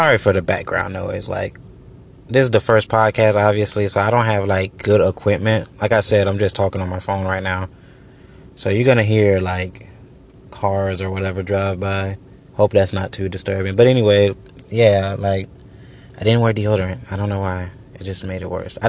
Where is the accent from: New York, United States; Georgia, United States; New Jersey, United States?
Georgia, United States; also born or lived in Orlando, Florida; I've been here in Georgia